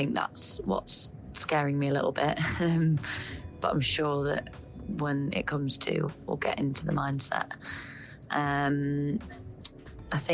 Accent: Sheffield, Yorkshire and the Humber, United Kingdom; I'm from Sheffield in the UK

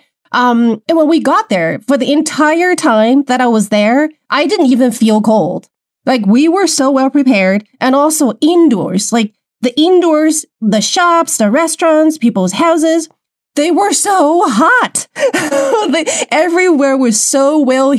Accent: Wuhan, Hubei, China; growing up in China, I grew up in Wuhan

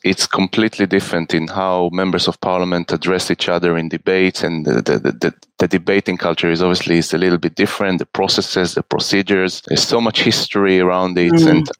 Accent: Israel; moved away as an adult; now in United Kingdom; I am originally born and raised in Israel. And I've been living in this beautiful country for the last 12 years.

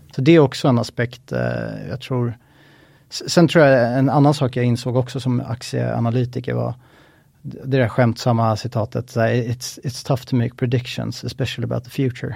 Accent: Stockholm, Stockholm County, Sweden; född och uppvuxen i Stockholm

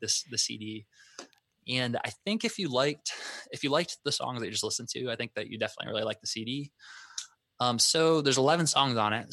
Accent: Vermillion, South Dakota, United States; moved away; we grew up in a town called Vermillion, South Dakota.

